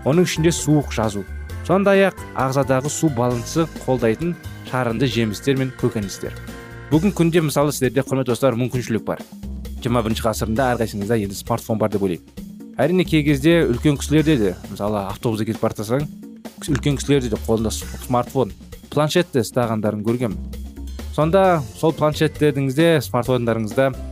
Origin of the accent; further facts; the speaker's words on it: Kazakhstan; біз қазақпыз